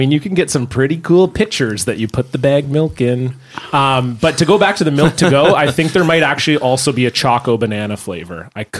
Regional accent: Ontario, Canada; I remember growing up in Ontario, we had bag milk.

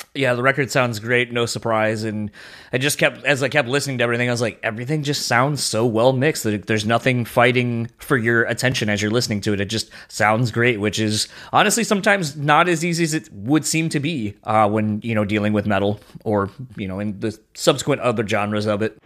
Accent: Delaware, United States; accent: East Coast; now in Midwest, United States; I grew up in Delaware. That's where I'm originally from

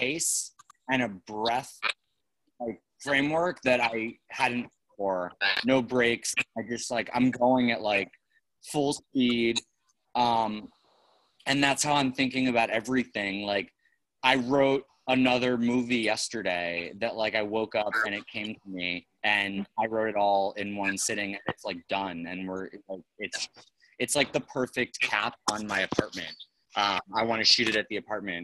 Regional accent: New York, United States; I'm a fucking New Yorker. Like I'm born and raised in New York.

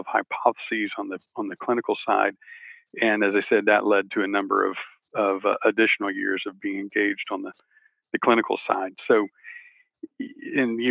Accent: Texas, United States; I'm from Texas.

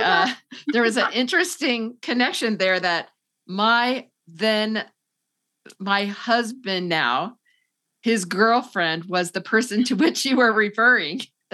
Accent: Indiana, United States; I came from Indiana, the flatlands, gray winter.

